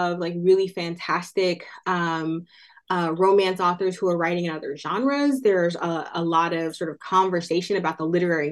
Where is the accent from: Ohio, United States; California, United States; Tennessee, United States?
California, United States; Oakland; out of their house in Oakland, California, which is my hometown